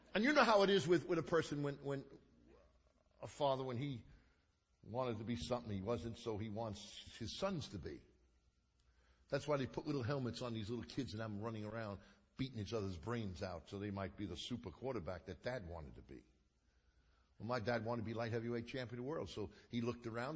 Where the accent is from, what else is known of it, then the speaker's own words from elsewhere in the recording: New York City, New York, United States; We lived in Coney Island. I was raised in Coney Island.